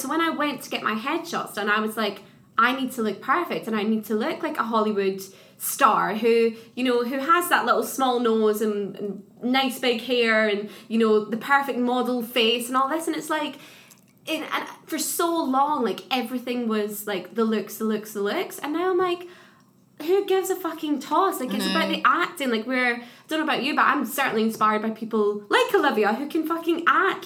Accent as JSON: {"language": "English", "region": "Scotland", "country": "United Kingdom", "tie": "born or raised there", "said": "like little towns where I grew up in Scotland"}